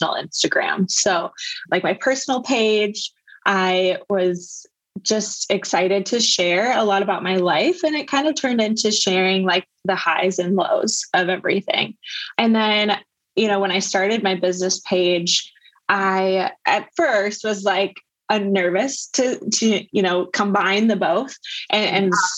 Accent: Iowa, United States; moved away as an adult; also born or lived in West Coast; I grew up in the Midwest in Iowa

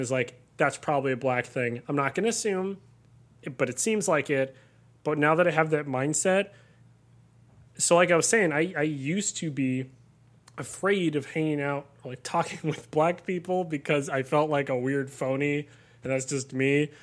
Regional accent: Southern California, United States; I grew up in Southern California, had a very idyllic sort of upbringing

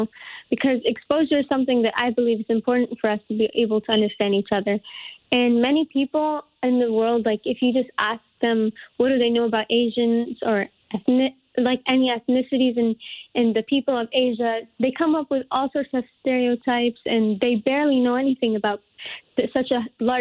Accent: Newtown, Connecticut, United States; grow up here in Newtown

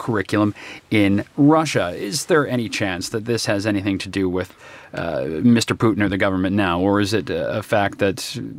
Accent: Canada; In my country, where I grew up in Canada

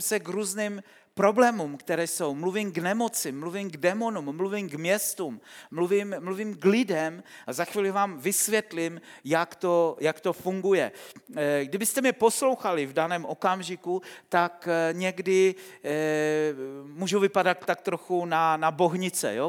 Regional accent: Silesia, Czechia; Vyrůstal jsem na Slesku

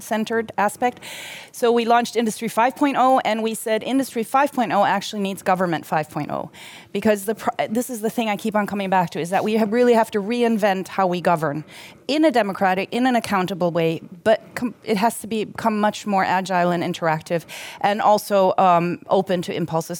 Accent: Germany; now in Sweden; somebody who, who grew up in Germany

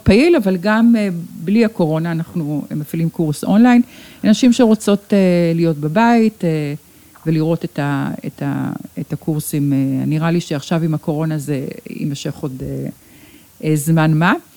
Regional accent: Sheba Medical Center, Tel Aviv District, Israel; כאן נולדתי, כאן נולדו לי ילדיי, כאן אה, בניתי את ביתי באמת

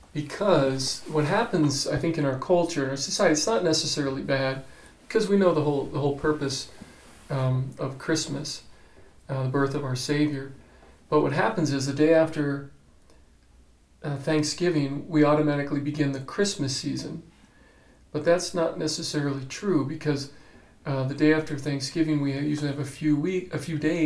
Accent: Phoenix, Arizona, United States; now in Gallup, United States; I grew up in Phoenix

